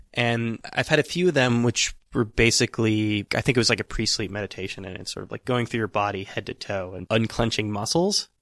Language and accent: English; Northern California, United States; moved away; We're both from Northern California